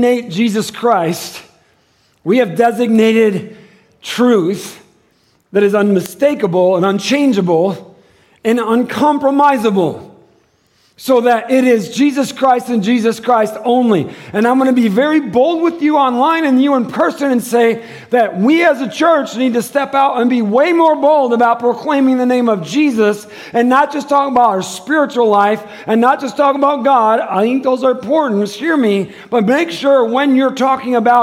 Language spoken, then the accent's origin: English; Michigan, United States; now in Tucson, United States; I'm from Michigan